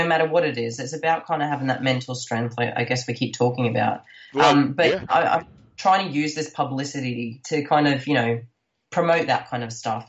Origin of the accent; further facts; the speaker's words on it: Scotland, United Kingdom; now in Australia; I am from Scotland.